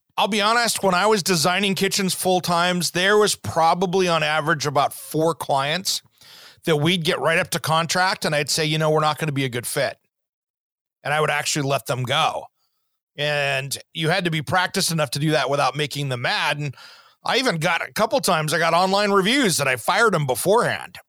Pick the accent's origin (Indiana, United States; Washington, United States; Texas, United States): Washington, United States; Tri-Cities, Eastern; growing up in Eastern Washington, the Tri Cities